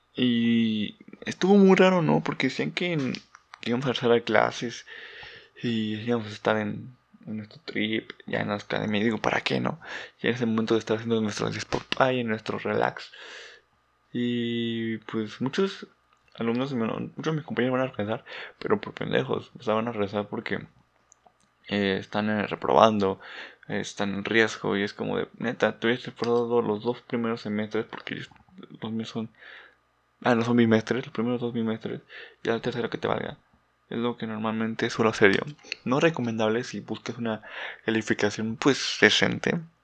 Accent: Mexico; no soy muy conocido en mi país

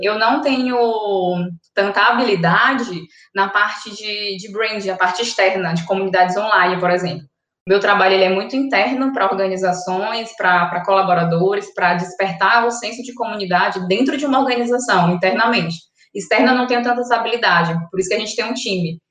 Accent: São Luís, Maranhão, Brazil; Sou daqui

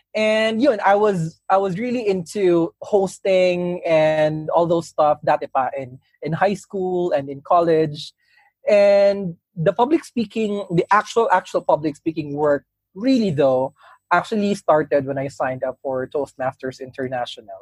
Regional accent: Cagayan de Oro, Northern Mindanao, Philippines; I was a kid in my hometown back in Cagayan de Oro

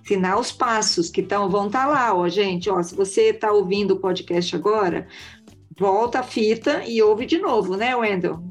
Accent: northern Paraná, Brazil; nós somos todos pé vermelho, né, Mel e Lúcia? Nós somos pé vermelho

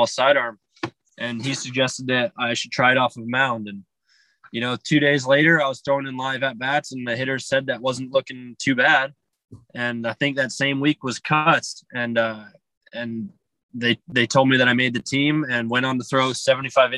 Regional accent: Arizona, United States; I grew up in Arizona

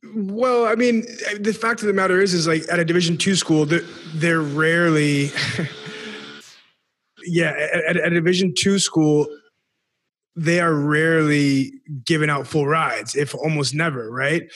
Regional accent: Sioux Falls, South Dakota, United States; I'm from Sioux Falls, South Dakota

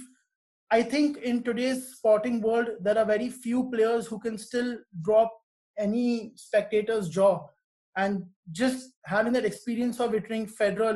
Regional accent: India; being an Indian

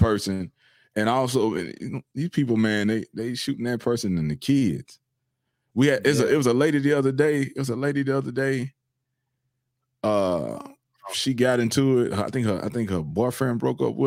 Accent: Houston, Texas, United States; When I was in high school, I grew up in Southeast Houston

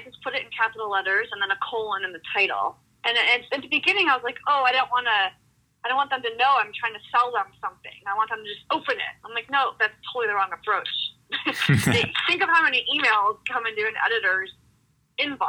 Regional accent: Ohio, United States; now in Boulder, United States; my family growing up in Ohio

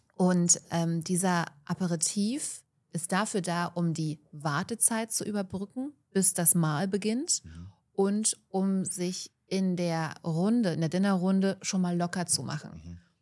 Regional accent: Germany; bei uns in Deutschland

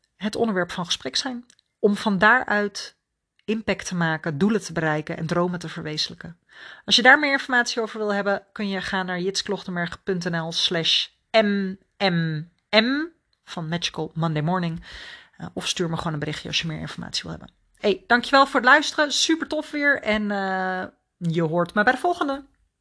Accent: Netherlands; als Nederlanders

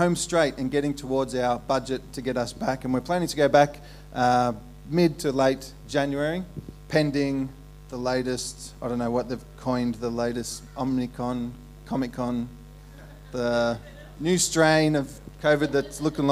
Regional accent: Ballarat, Victoria, Australia; moved away as an adult; also born or lived in Melbourne / Perth; I was raised in Ballarat

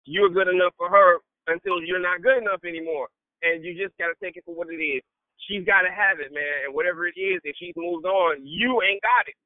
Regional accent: United States; I'm the American-born

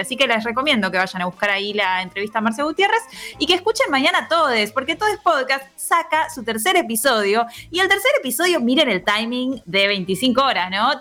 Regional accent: Argentina; somos todos argentinos

